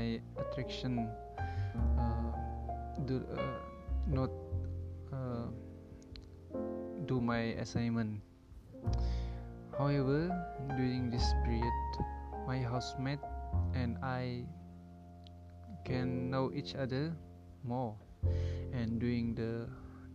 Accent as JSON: {"language": "English", "region": "Sabah", "country": "Malaysia", "tie": "born or raised there", "also_born_or_lived": "Tanjung Malim, Perak", "moved": "as an adult", "said": "my hometown at Sabah"}